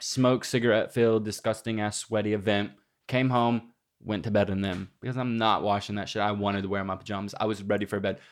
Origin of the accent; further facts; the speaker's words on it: Granbury, Texas, United States; moved away; It says Granbury, Texas, which is my hometown